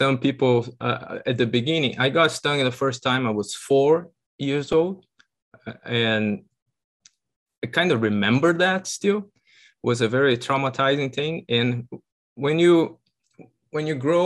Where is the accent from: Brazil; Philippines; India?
Brazil; São Paulo; moved away as an adult; now in United States; I'm originally from Brazil